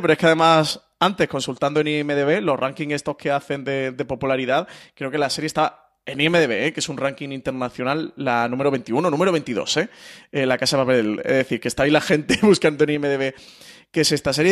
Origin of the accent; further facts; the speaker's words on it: Málaga, Andalusia, Spain; yo que soy malagueño